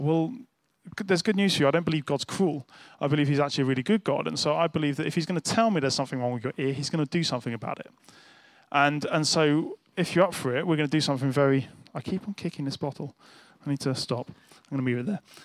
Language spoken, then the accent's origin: English; United Kingdom; as a nice British person